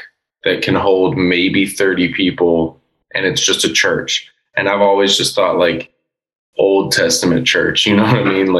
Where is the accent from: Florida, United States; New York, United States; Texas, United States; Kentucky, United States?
Kentucky, United States; Oldham County; also born or lived in Louisville; we're from Louisville, but we're all from Oldham County